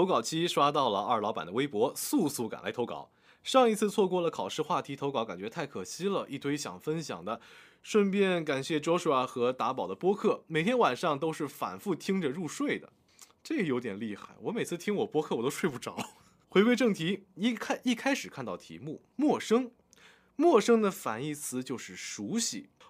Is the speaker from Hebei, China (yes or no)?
no; Guangdong, China; 四年的时间，让我一个不带广东口音的普通话变成了长沙的素普。毕业回到广东，都有很多人问我是湖南哪里的。